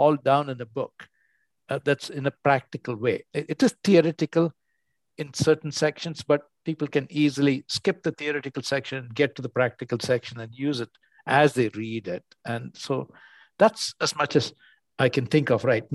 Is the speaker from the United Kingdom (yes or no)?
no; India; moved away; I grew up in India and I came to the West